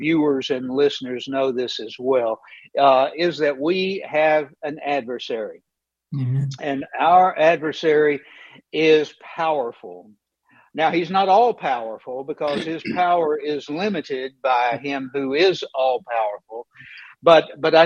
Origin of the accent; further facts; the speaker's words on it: Knoxville, Tennessee, United States; I grew up in East Tennessee. I grew up in Knoxville, Tennessee